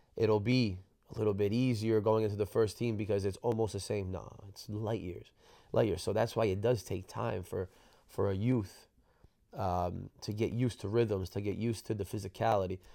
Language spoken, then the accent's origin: English; New Jersey, United States; moved away; I was from New Jersey